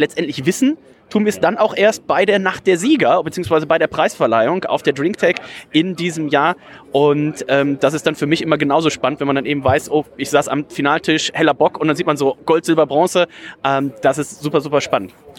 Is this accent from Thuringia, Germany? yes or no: no; near Leverkusen, North Rhine-Westphalia, Germany; now in Bremen, Germany; ich komme ja gebürtig aus der Nähe von Leverkusen